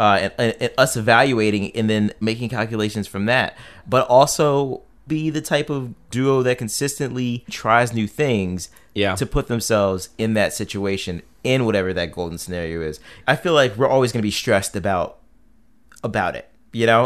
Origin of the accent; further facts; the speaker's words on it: Silver Spring, Maryland, United States; I come from Silver Spring, which was very diverse